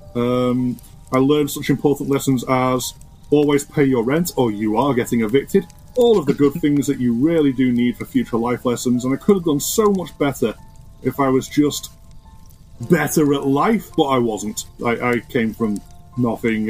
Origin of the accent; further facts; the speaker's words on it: Ormskirk, North West England, United Kingdom; also born or lived in Liverpool; I grew up in a town called Ormskirk. Born in Ormskirk Hospital, grew up in Ormskirk all my life